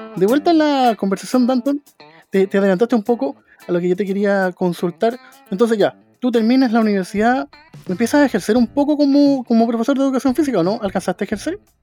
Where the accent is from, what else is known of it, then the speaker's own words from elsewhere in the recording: Chile; nosotros los chilenos y chilenas